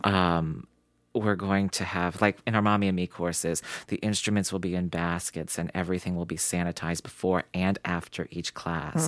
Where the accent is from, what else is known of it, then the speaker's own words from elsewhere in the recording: Morgantown, West Virginia, United States; now in Cranberry, United States; I grew up in Morgantown, West Virginia